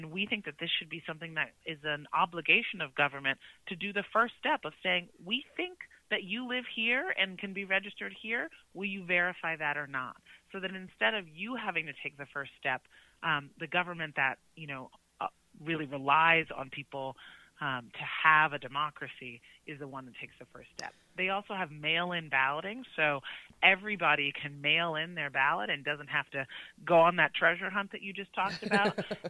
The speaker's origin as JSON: {"language": "English", "town": "Chicago", "region": "Illinois", "country": "United States", "tie": "born or raised there", "said": "I grew up in Chicago"}